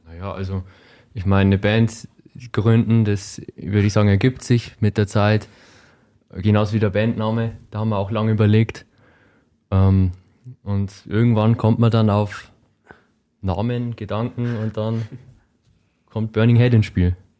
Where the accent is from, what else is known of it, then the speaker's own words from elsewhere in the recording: Germany; Ich komme auch aus Hohen Chemnat, wie all meine anderen Bandmitglieder auch